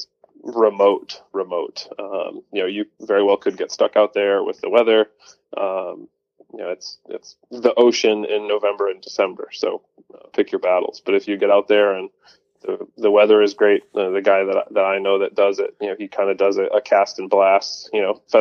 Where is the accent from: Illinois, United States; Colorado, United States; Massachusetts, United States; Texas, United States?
Massachusetts, United States; moved away as an adult; also born or lived in Wisconsin; now in North Carolina, United States; I'm from Massachusetts originally, but spent a fair amount of time in Wisconsin, both in school and in work